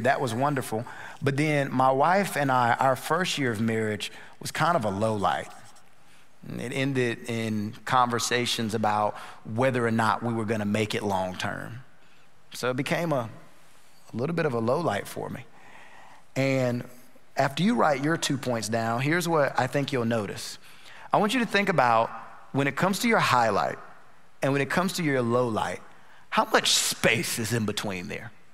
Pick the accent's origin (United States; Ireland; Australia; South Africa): United States; North Carolina; now in Houston, United States; We're originally from North Carolina.